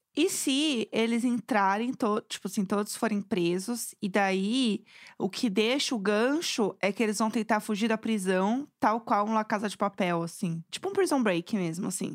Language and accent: Portuguese; São Paulo, Brazil; eu que sou de São Paulo